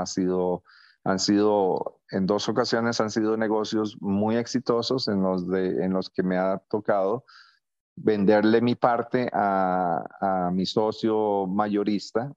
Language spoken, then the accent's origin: Spanish; San José, Costa Rica; moved away as an adult; also born or lived in Nicaragua / United States / Honduras; now in Tegucigalpa, Honduras; soy de Costa Rica, tengo 59 años, Nací eh, en, San José, Costa Rica